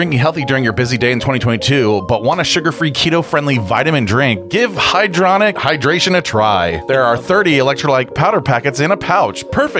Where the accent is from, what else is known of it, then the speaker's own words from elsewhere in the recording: Columbus, Ohio, United States; also born or lived in Kansas City, Missouri; we're from Columbus, Ohio.